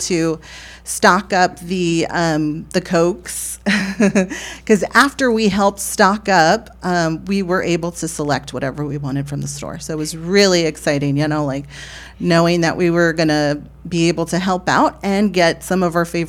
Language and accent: English; San Marcos, Texas, United States; born and raised in San Marcos, Texas, a native of San Marcos. I grew up in La Victoria neighborhood